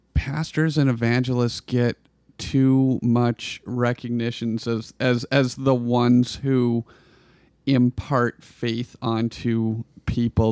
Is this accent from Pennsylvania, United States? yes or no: no; Klamath Falls, Oregon, United States; I grew up in Klamath Falls